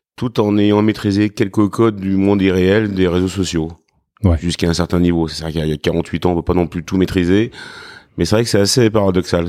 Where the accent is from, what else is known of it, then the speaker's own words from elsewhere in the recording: Craponne, Auvergne-Rhône-Alpes, France; also born or lived in Lyon; je suis né à Lyon, mais on va dire, je suis petit-fils euh, et fils de, de blanchisseur